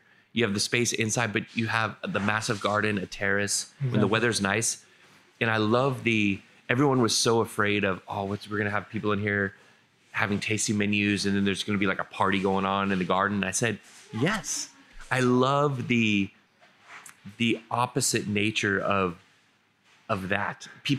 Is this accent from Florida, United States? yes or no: no; San Diego, California, United States; San Diego.